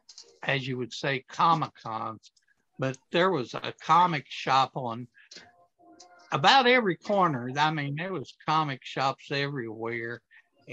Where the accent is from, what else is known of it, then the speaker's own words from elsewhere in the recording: Akron, Ohio, United States; I was raised in Akron, Ohio